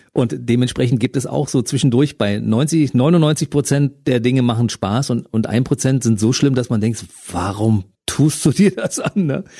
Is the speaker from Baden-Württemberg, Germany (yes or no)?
no; Berlin, Germany; Ich als Ostberliner weiß, wovon ich da rede. Bei uns war es ja damals wirklich sehr grau